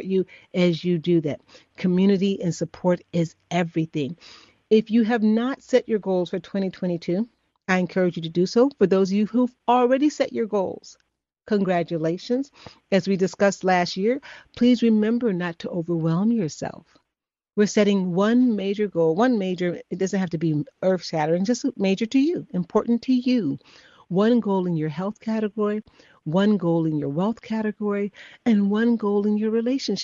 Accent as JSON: {"language": "English", "town": "Chicago", "region": "Illinois", "country": "United States", "said": "I'm from Chicago as well."}